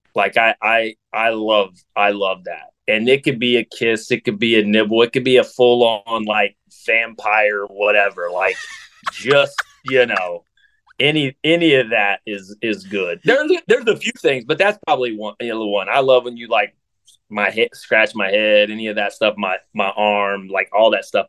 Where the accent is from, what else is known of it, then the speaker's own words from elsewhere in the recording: south of Columbus, Ohio, United States; I grew up in Ohio, so I'm an Ohio guy too. Grew up in south of Columbus